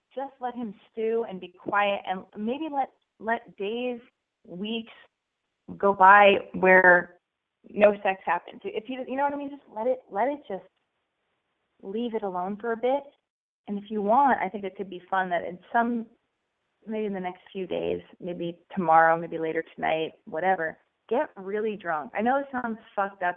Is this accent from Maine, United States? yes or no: no; New Jersey, United States; now in Alabama, United States; I'm calling currently from Alabama, but I'm from New Jersey